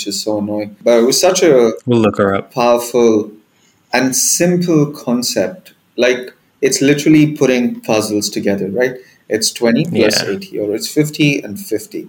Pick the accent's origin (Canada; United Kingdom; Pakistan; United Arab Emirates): United Arab Emirates; Dubai; I'm Indian, but, you know, born and raised in Dubai, and I still live here